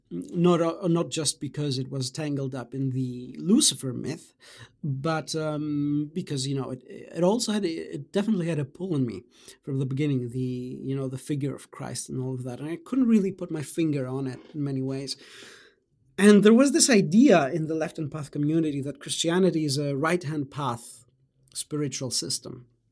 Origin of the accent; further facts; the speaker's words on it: Greece; also born or lived in Germany; I was born in Greece and although I, uh, spent my childhood in Germany, I, you know, I then returned to my, uh, home country and, um, uh, you know, went to, uh, I, you know, I had the, the rest of primary school in Greece and then junior high in high school